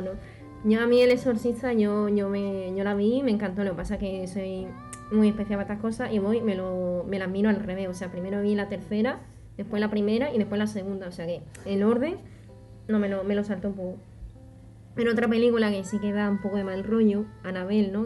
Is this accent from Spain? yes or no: yes; Jerez de la Frontera, Andalusia, Spain; yo soy de Jerez